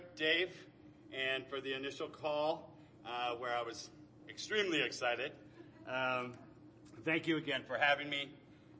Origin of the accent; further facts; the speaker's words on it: Anaheim, California, United States; also born or lived in Tustin, California; Born and raised in Anaheim, long before anybody called it Anacrime